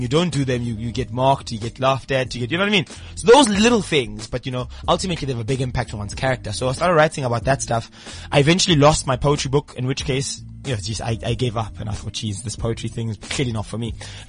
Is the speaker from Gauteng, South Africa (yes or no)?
yes; Tembisa, Gauteng, South Africa; in Tembisa, East Rand.